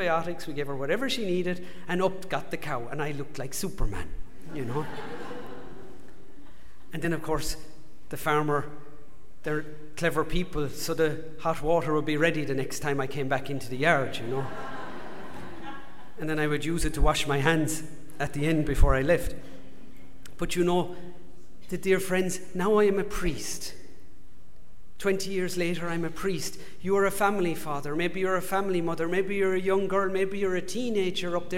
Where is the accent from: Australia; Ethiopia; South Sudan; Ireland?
Ireland; accent: Irish; moved away; If you haven't told from my accent, if you've worked it out, I'm from Ireland